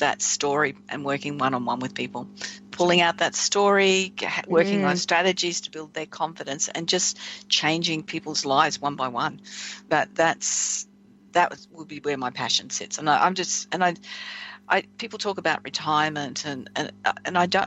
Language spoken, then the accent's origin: English; Australia